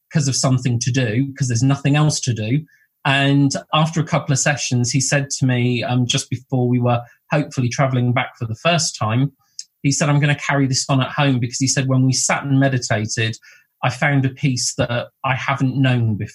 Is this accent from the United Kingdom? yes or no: yes; Bournemouth, South West England, United Kingdom; also born or lived in Blackpool; I was born in Blackpool, and um, my mum and grandparents came down to Bournemouth in 1978. So uh, we went from, from the north coast to the south coast um, into Bournemouth.